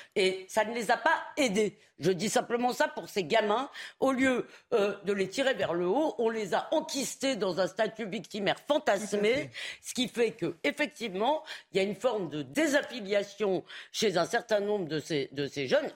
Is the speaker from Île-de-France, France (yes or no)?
yes; Épinay-sur-Seine, Île-de-France, France; Moi, quand j'étais gamine à Épinay-sur-Seine